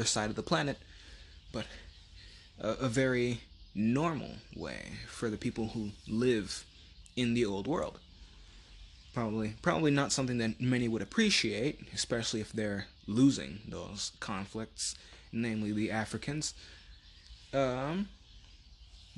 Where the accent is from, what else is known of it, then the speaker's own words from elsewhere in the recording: United States; as an American